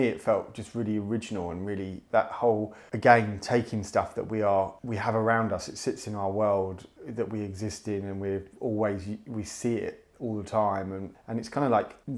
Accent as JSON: {"language": "English", "town": "Chingford", "region": "London", "country": "United Kingdom", "tie": "born or raised there", "moved": "as an adult", "lives_now": "Brighton, United Kingdom", "said": "I came from Chingford, where it's very sort of white, middle class, Tory kind of stagnant"}